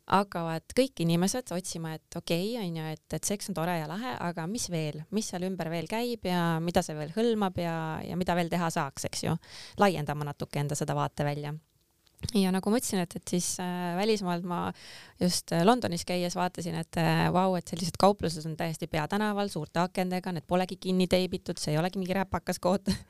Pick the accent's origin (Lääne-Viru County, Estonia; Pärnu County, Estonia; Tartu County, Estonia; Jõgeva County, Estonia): Pärnu County, Estonia; Pärnu; moved away; ma olen pärit Pärnust